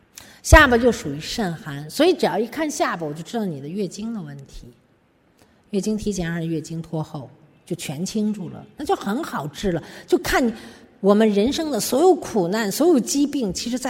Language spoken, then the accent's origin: Chinese; China; 我们中国人为什么会？我们自己人类为什么会得那么些病？